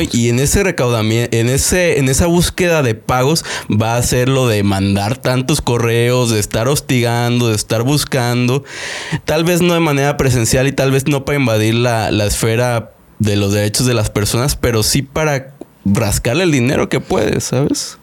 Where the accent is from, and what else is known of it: Mexico